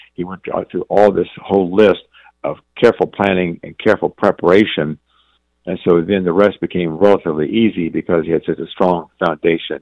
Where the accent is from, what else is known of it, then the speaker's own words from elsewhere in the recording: the South, United States; I'm from the South